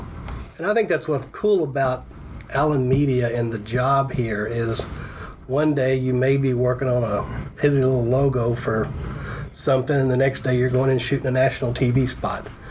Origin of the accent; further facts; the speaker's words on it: Fort Worth, Texas, United States; I was born in Fort Worth, Texas. Went to school at the University of Texas at Arlington. I'm an seventh generation Texan